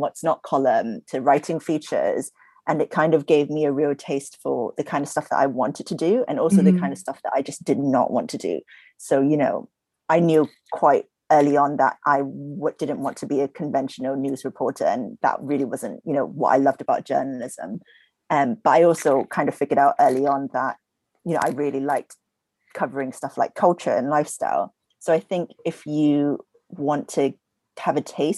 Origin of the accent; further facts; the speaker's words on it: Singapore; moved away; I grew up in Singapore